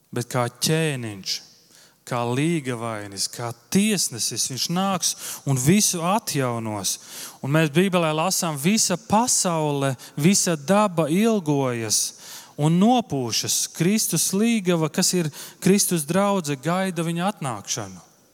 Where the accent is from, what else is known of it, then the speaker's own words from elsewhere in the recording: Viesīte, Latvia; moved away; uz viesīti, uz manu dzimto pilsētu